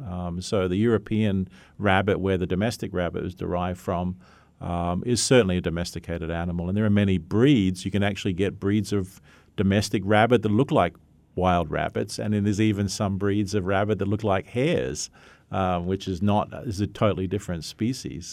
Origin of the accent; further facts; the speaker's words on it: Australia; moved away; I come from Australia. That's where I graduated from